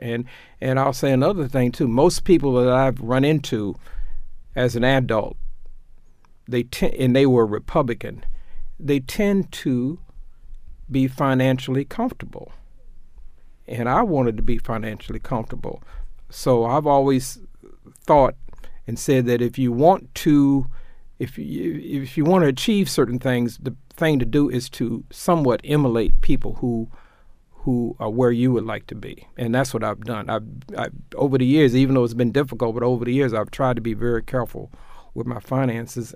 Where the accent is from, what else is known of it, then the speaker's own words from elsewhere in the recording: Tulsa, Oklahoma, United States; now in Baltimore, United States; I grew up in Tulsa, Oklahoma, doing the closing days of Jim Crow